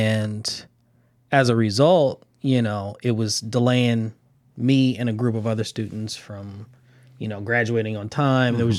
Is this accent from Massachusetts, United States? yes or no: no; Los Angeles, California, United States; now in Inglewood, United States; Born and raised in Los Angeles, California. Live in Inglewood now.